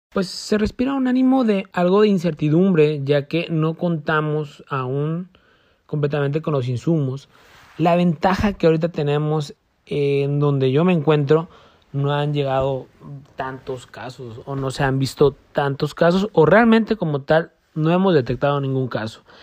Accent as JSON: {"language": "Spanish", "country": "Mexico", "said": "nosotros como mexicanos"}